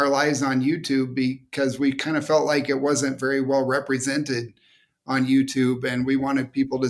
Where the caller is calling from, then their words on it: northern mountain area, Ecuador; Beautiful Ecuador, although it's kind of cloudy and rainy today.